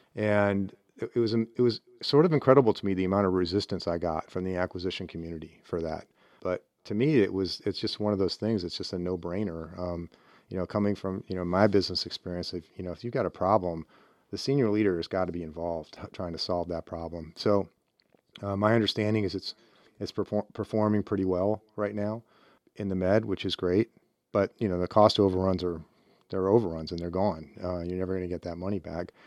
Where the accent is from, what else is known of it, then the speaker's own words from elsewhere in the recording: Cleveland, Ohio, United States; moved away as an adult; I grew up in Northeast Ohio and Cleveland